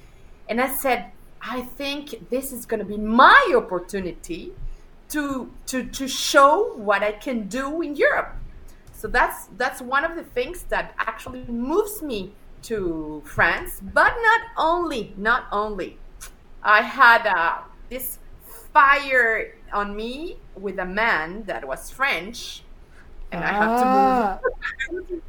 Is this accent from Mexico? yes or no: yes; Mexico; moved away as an adult; now in Spain; I live in Spain. I was born in Spain, and then I moved to Mexico. I moved to Mexico when I was very, very young. And then after a couple of years, well, more than a couple, after almost 15 years in Mexico, I moved to USA